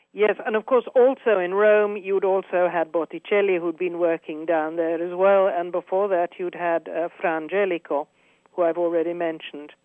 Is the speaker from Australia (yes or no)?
no; United Kingdom; moved away as an adult; now in Florence, Italy; I'm British, but I have Italian nationality. Uh, I've lived here for forty-three years